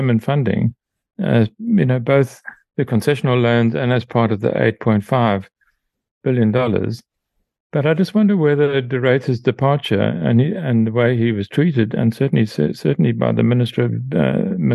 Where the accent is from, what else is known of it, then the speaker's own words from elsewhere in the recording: Mthatha, Eastern Cape, South Africa; I grew up in Mthatha in Transkei, as a kid in the 50s, we had our own power station